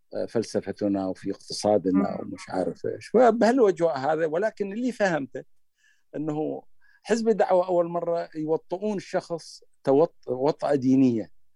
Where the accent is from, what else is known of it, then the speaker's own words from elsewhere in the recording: Iraq; accent: Iraqi; بلهجتنا العراقيه